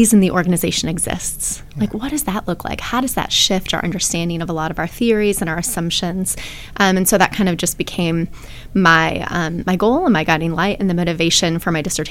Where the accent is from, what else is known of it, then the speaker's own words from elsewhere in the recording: Wisconsin, United States; moved away as an adult; also born or lived in Austin, Texas; now in Athens, Ohio, United States; I am originally from Wisconsin, so big Packer fan, big cheesehead, and lived in Wisconsin all the way through my undergraduate degrees